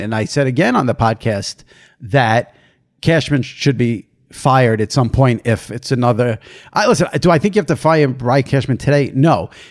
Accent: New York, United States; I'm from New York. I live in New York. I've always lived in New York.

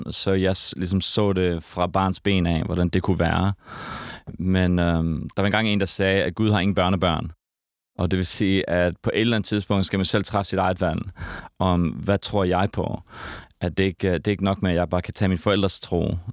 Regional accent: Herning, Central Denmark Region, Denmark; also born or lived in Sydney, Australia; now in Copenhagen, Denmark; Vi voksede op i Herning. Okay. I det mørke Jylland.

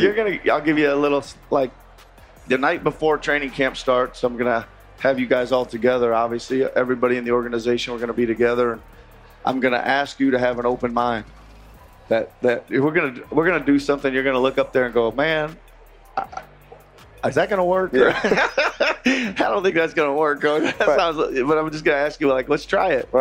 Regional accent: Iowa, United States; moved away; I grew up in Iowa, so we're all out working in the in the fields and all that stuff in the summertime.

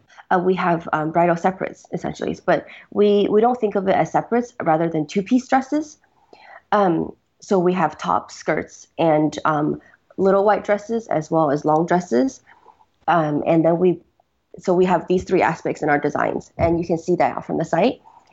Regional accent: Beijing, China; also born or lived in United States; so I grew up, kind of between the US and China. I was born in Beijing originally

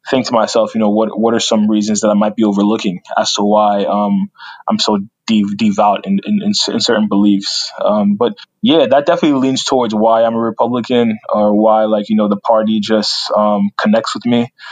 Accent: Union, New Jersey, United States; also born or lived in Newark, New Jersey; so grew up in Union, Union, New Jersey, probably about like 10 miles away.

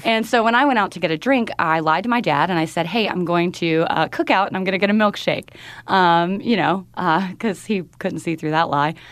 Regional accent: North Carolina, United States; moved away; in North Carolina. in my hometown

